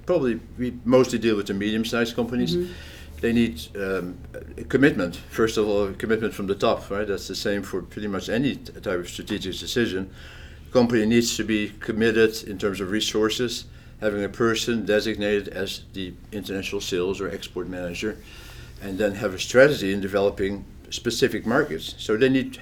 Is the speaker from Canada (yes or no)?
no; Netherlands; also born or lived in France; now in Pennsylvania, United States; although I'm from the Netherlands originally